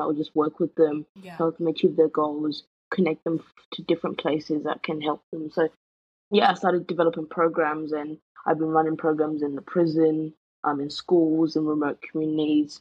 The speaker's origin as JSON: {"language": "English", "country": "United Kingdom", "also_born_or_lived": "Zimbabwe", "said": "I identify more as a British than I do Zimbabwean"}